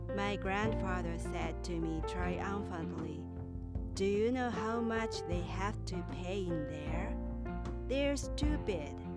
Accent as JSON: {"language": "English", "region": "Kyoto", "country": "Japan", "tie": "born or raised there", "said": "grew up in a small town in Kyoto. My hometown was so small and rural"}